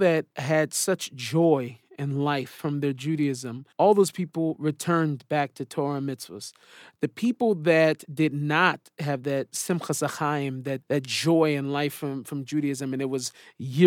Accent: Seattle, Washington, United States; moved away as an adult; now in Israel; I was born in Seattle to hip-hop parents

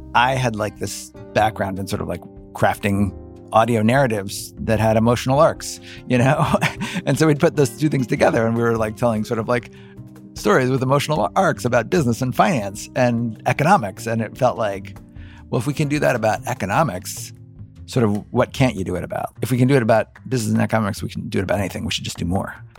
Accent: Cincinnati, Ohio, United States; I grew up in Cincinnati, Ohio.

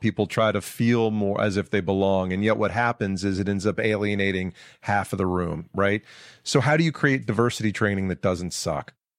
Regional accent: Georgia, United States; moved away; I'm from Georgia

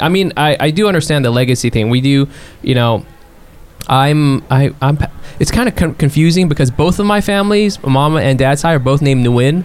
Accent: California, United States; I grew up in California

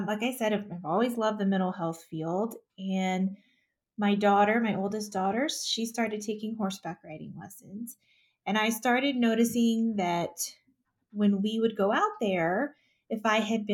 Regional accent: north of the Houston area, Texas, United States; moved away as an adult; now in Colorado Springs, United States; I grew up in Texas, just north of the Houston area.

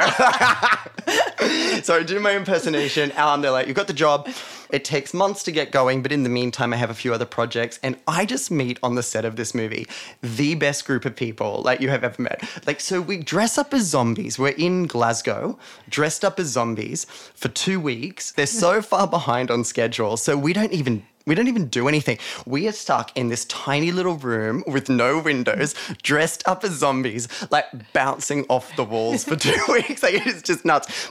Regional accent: Weston, New South Wales, Australia; I grew up in a town called Weston

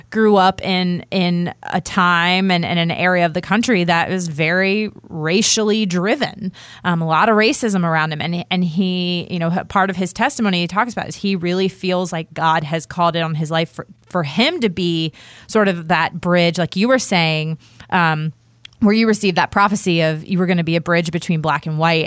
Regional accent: Virginia, United States; moved away as an adult; also born or lived in the South; I grew up outside of Washington D.C.

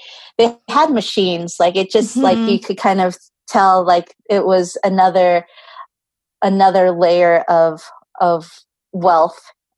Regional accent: United States; And growing up in American culture, it's like being driven for this success versus like when I go back to the Philippines

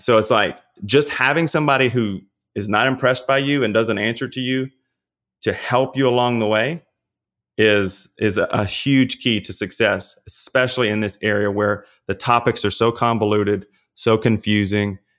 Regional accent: Louisiana, United States; I'm from Louisiana.

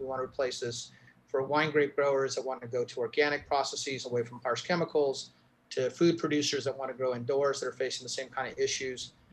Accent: New Mexico, United States; my home state of New Mexico

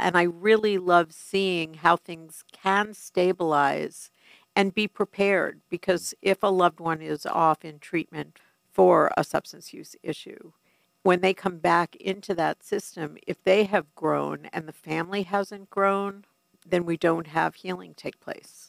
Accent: New York City, New York, United States; moved away; I am a New Yorker through and through

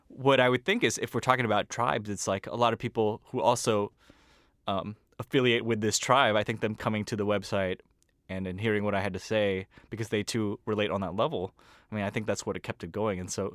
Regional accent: California, United States; You know, I grew up in Silicon Valley, and I grew up amongst a lot of Asians, like a pan-Asian sort of group.

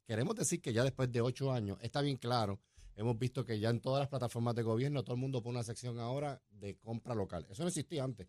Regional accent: Puerto Rico

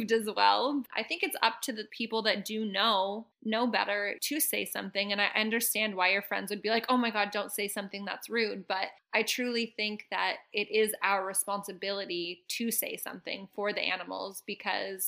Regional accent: Canada; moved away; also born or lived in Mexico; I grew up in Canada in farm country

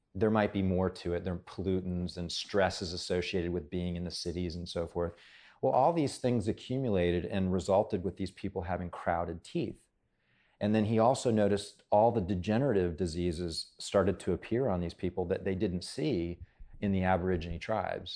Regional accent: Hawaii, United States; moved away; I grew up in Hawaii

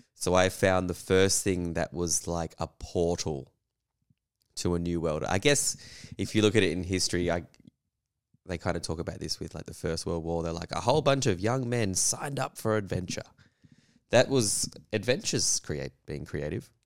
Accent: Western Australia, Australia; I grew up in Western Australia through the, you know, eighties and nineties

